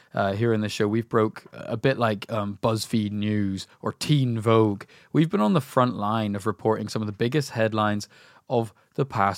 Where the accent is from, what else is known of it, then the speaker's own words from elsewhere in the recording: Ireland; we're from Ireland, or we grew up in Ireland.